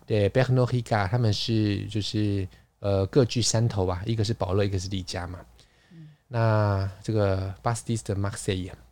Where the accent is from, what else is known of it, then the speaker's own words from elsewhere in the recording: Taiwan; 我们台湾人说守旧，烧酒，烧酒，我们很可能烧酒，传统就是米酒